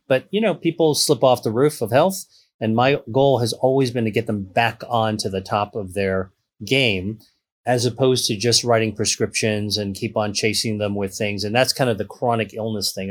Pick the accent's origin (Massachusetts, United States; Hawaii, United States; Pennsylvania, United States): Pennsylvania, United States; Pittsburgh; I grew up in Pittsburgh, Pennsylvania